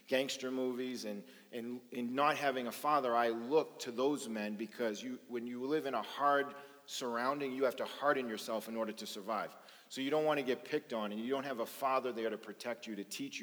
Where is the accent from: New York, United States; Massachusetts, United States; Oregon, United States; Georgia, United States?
Massachusetts, United States; Boston; I grew up in South Boston at a time when it was really bad drugs and organized crime and just a lot of dysfunction